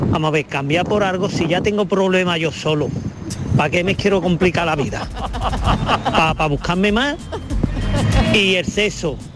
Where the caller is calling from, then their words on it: Granada, Andalusia, Spain; Hola, buenas tardes … de Granada.